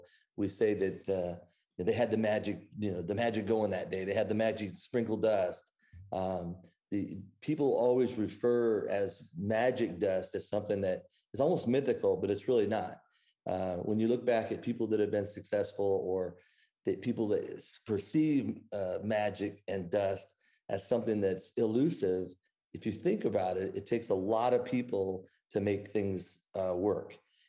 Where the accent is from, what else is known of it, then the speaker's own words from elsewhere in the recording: Midwest, United States; moved away as an adult; now in Dallas, United States; I was raised in the Midwest. And when I finished my undergrad in business administration, decided to move to Dallas, Texas.